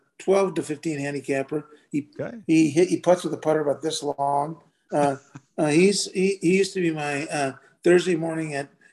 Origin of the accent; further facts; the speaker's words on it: Seattle, Washington, United States; I went to Nathan Hale High School. Okay. Grew up right by Sandpoint Golf Club.